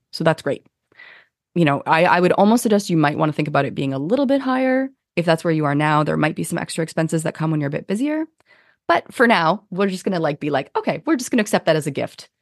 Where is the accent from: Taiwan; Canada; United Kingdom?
Canada; we're Canadian